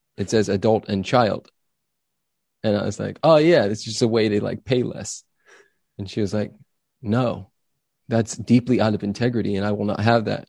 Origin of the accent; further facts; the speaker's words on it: Los Angeles, California, United States; now in Austin, United States; I grew up in Los Angeles, California.